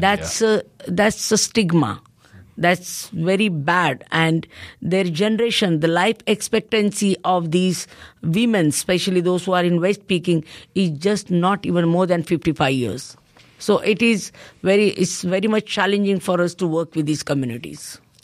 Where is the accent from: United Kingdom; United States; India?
India; as a Indian citizen